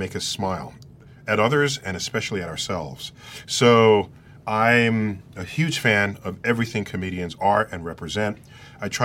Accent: New York, United States; I'm an East Coaster, born and raised in New York

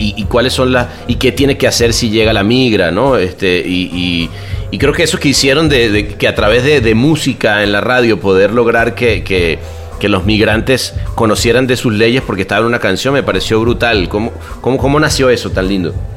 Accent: Venezuela; also born or lived in Mexico; now in Los Angeles, United States; me salí de Venezuela, luego me, fui a México, ahora vivo en Los Ángeles

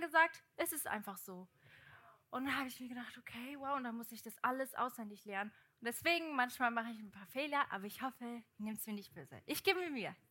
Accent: Portugal; moved away; ich bin ja in Portugal aufgewachsen

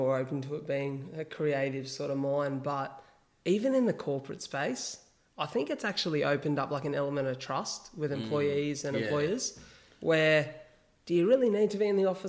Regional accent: Wollongong, New South Wales, Australia; Wollongong. And they go, ah, country Victoria boy, eh? And I'm like, not at all. Not at all. You missed the mark there. Like, we're literally an hour south of Sydney.

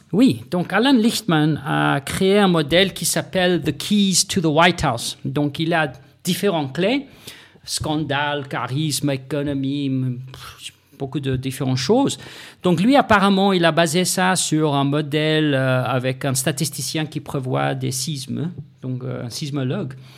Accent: South Africa; moved away; Je viens de l'Afrique du Sud

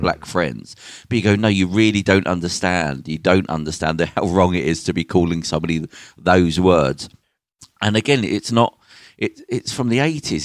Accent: Birmingham, West Midlands, United Kingdom; I'm from Birmingham

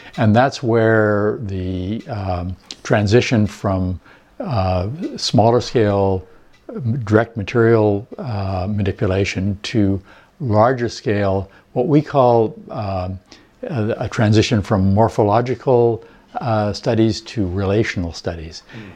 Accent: Winnipeg, Manitoba, Canada; moved away as an adult; also born or lived in Alberta / British Columbia; now in Vancouver, Canada; we were prairie people, we grew up in Winnipeg.

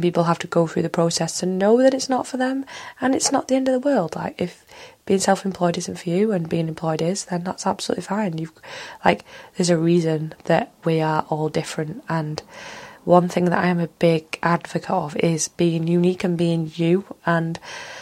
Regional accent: Manchester, North West England, United Kingdom; accent: Mancunian; I am from Manchester, Earl and born Manchester

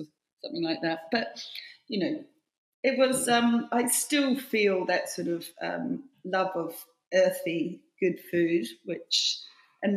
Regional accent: Wellington, New Zealand; now in London, United Kingdom; I grew up in Belmont, which was the suburbs of Wellington on the hills.

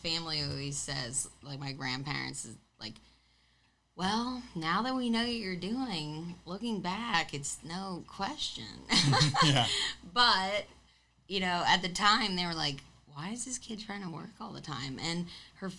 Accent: Long Island, New York, United States; I grew up on Long Island

